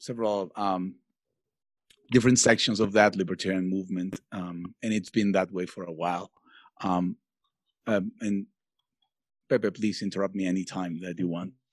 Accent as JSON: {"language": "English", "country": "Venezuela", "also_born_or_lived": "Mexico", "moved": "yes", "lives_now": "Mexico City, Mexico", "said": "I'm originally from Venezuela, but I've made my whole life here in Mexico since 25, 26 years."}